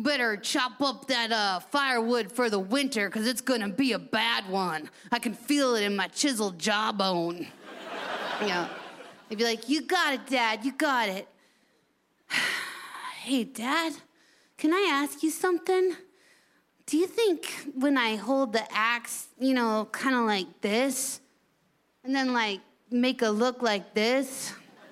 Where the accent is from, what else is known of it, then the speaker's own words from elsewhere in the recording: United States; I'm from America